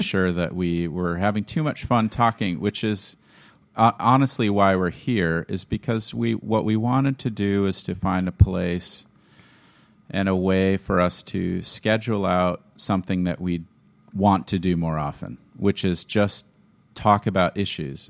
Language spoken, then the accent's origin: English; Minnesota, United States; moved away as an adult; also born or lived in Washington; now in Wisconsin, United States; growing up in Minnesota means that you were under the heavy hand of Lutheran choral tradition